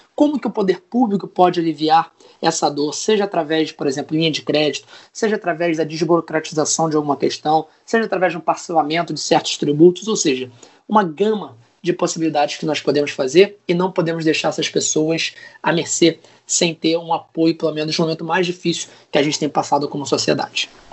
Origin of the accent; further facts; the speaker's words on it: São Gonçalo, Rio de Janeiro, Brazil; sou de São Gonçalo, no Rio de Janeiro